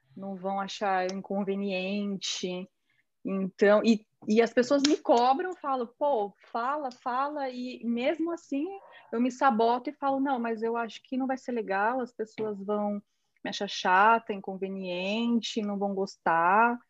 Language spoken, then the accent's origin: Portuguese; São Paulo, Brazil; moved away; eu vim de São Paulo, da Zona Leste